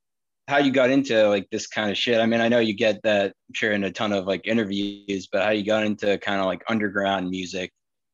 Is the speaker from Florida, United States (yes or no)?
no; Boston, Massachusetts, United States; We're from Boston